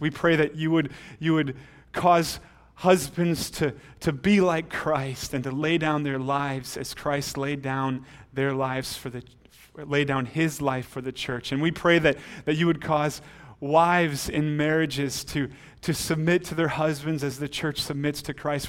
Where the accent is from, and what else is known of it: United States